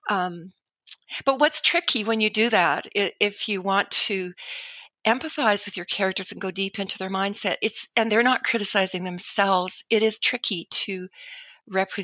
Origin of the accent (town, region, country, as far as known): Canada